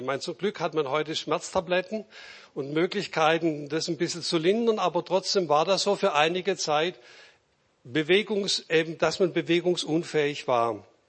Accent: Reutlingen, Baden-Württemberg, Germany; ich bin auch Schwabe

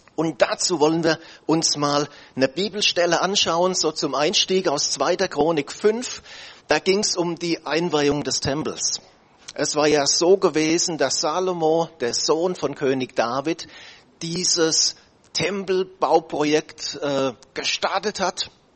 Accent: Germany; wir als Deutsche

